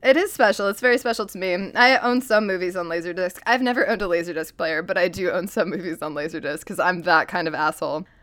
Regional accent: upstate New York, United States; moved away; I am also just from the upstate New York region, or just New York in general

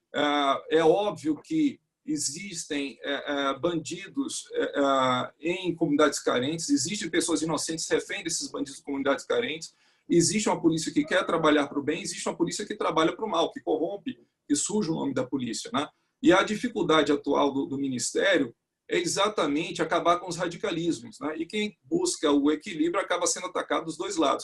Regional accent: Northeast Region, Brazil; Eu mesmo sou nordestino

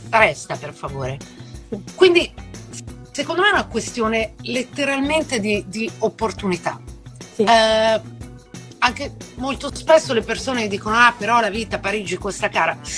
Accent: Italy; moved away; Io sono scappata dall'Italia. Sono scappata dall'Italia perché ovviamente per, per tutta una serie di ragioni

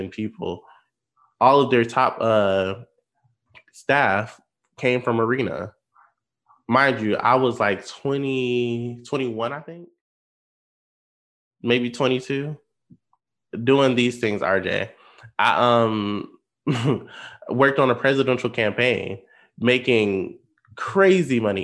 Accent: Benton Harbor, Michigan, United States; moved away as an adult; now in Grand Rapids, United States; I tell people I'm from Michigan

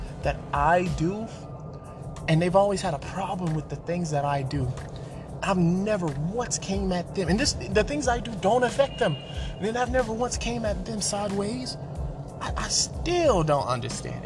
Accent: Atlanta, Georgia, United States; I grew up in Atlanta

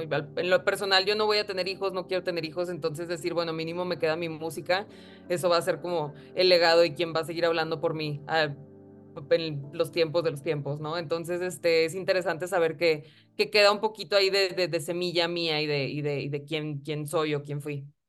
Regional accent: Monterrey, Nuevo León, Mexico; Monterrey, que es de donde soy

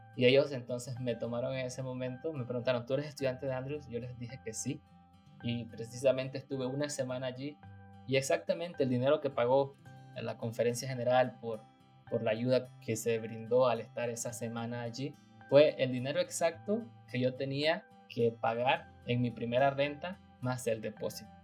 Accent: Nicaragua; moved away as an adult; now in United States; yo quería servir a mi iglesia, la iglesia adventista, y también quería servir a mi país. Así que acepté el llamado y estando en Nicaragua

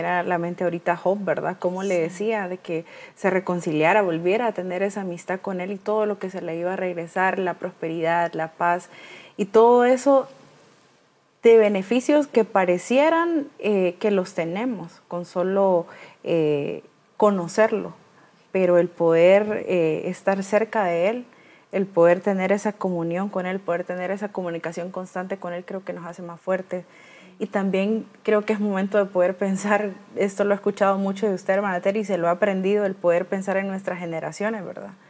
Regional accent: Tegucigalpa, Francisco Morazán, Honduras; moved away; yo viví con ella mucho tiempo porque nosotros somos de Tegucigalpa, pero nos tocó mudarnos.

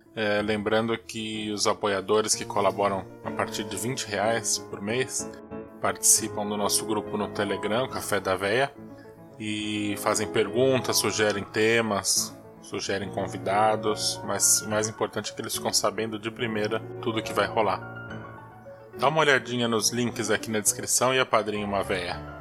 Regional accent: Santos, São Paulo, Brazil; eu sou de Santos, né? Minha família é toda daqui da Baixada

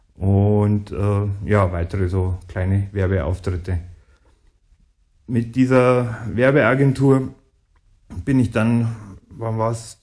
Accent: Ingolstadt, Bavaria, Germany; also born or lived in near Munich; in Ingolstadt, wo ich aufgewachsen bin

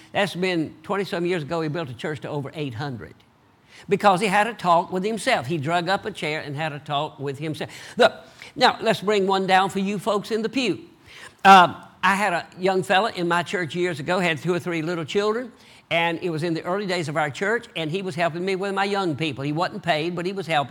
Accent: the South, United States; accent: Southern; I talk like a Southerner

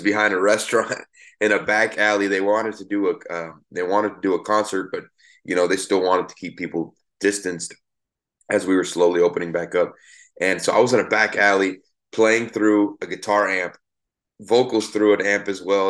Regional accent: Miami, Florida, United States; I grew up in Miami, Florida

